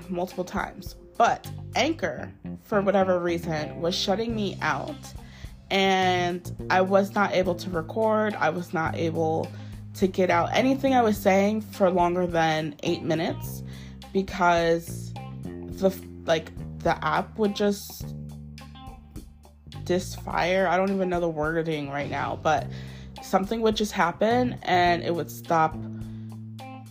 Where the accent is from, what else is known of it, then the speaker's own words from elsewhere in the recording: United States; my home country, the US of A.